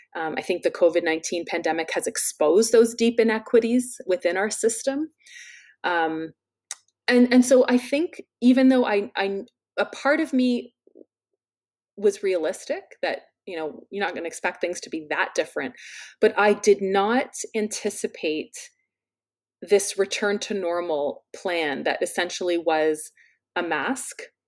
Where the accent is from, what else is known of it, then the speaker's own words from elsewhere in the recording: London, Ontario, Canada; my hometown of London, Ontario